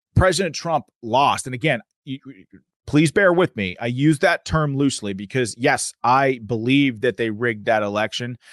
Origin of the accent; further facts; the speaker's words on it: Pennsylvania, United States; I'm from Pennsylvania